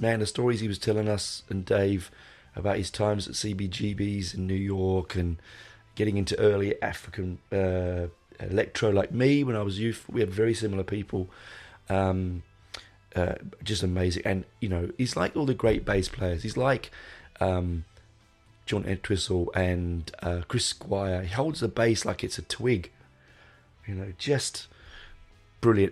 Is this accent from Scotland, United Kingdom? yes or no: no; London, United Kingdom; I grew up in London, going to places like the Marquee and the Hope and Anchor